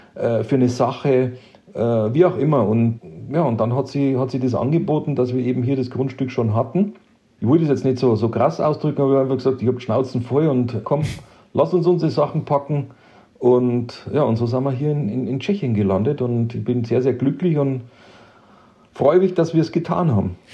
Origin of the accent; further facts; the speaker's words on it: Bavaria, Germany; moved away as an adult; now in Czech Republic; wie auch in meiner alten Heimat im schönen Bayern, wo ich herkomme